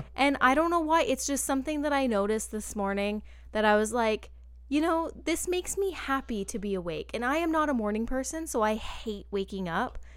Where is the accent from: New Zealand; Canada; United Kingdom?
Canada; a Canadian who was obsessed with boy bands in two thousand and two